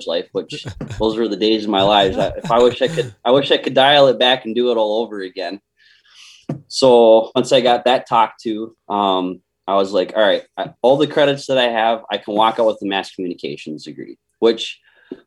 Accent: Austin, Minnesota, United States; I was born and raised in Austin, Minnesota

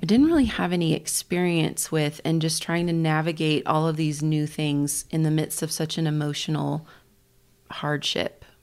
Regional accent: Kansas, United States; now in Colorado Springs, United States; the church that I grew up in back in Kansas

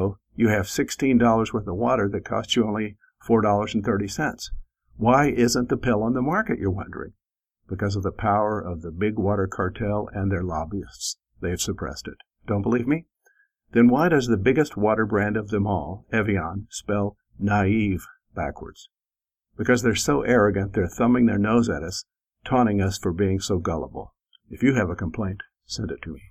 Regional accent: Midwest, United States; as a Midwesterner

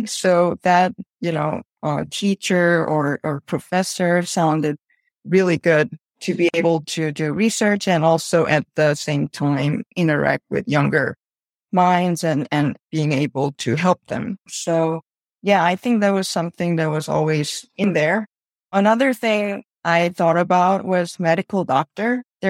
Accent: South Korea; now in Chicago, United States; So I'm originally from Korea.

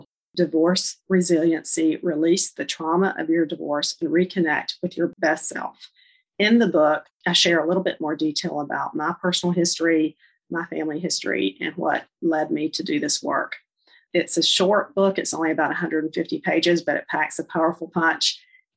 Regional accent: Charlotte, North Carolina, United States; I'm from Charlotte, North Carolina, if you can't tell from my accent

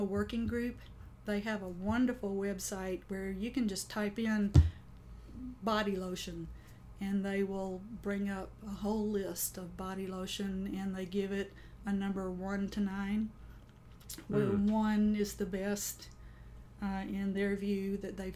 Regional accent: the South, United States; I grew up in the South

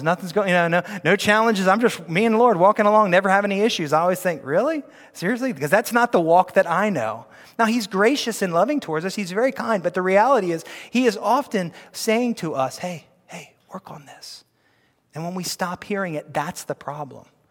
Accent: United States; we are kingdom people before we are American people

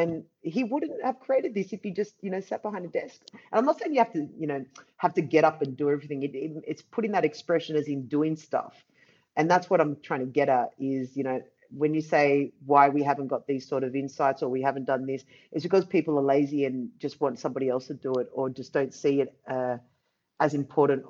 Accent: Australia; now in Amsterdam, Netherlands; I'm from Australia. I live in Amsterdam now.

